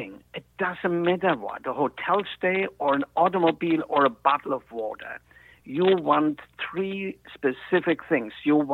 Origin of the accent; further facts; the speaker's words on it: Germany; moved away; At the time in Germany, and I was 14